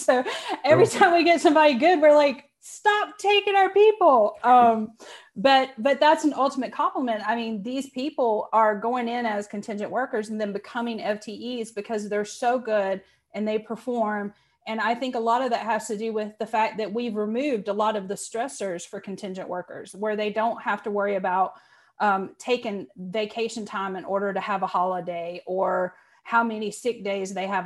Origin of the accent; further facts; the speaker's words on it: Rutherford, North Carolina, United States; moved away as an adult; also born or lived in Minneapolis, Minnesota; I'm from Rutherford, North Carolina, and it's about 4,500 people